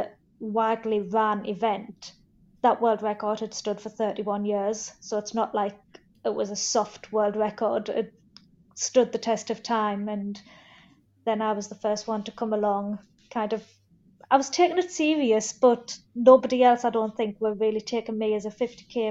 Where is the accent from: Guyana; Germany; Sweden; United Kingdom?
United Kingdom; Sunderland, North East England; I love Sunderland, obviously it's my hometown